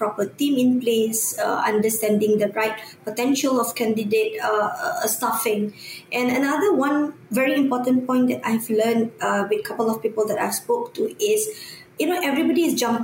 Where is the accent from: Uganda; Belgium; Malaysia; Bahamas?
Malaysia; us Malaysian